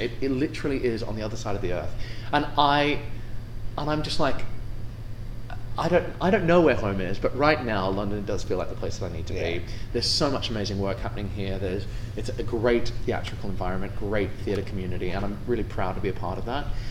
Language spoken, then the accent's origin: English; Australia; moved away; I'm from Australia